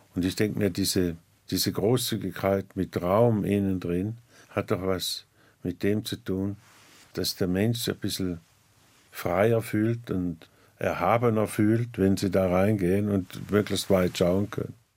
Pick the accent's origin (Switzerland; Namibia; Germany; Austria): Switzerland; near St. Gallen; Ich komme aus der Nähe von St. Gallen